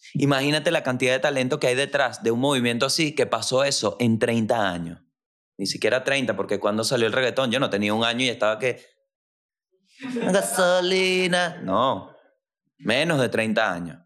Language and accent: Spanish; La Guaira, Venezuela; soy de La Guaira, Venezuela.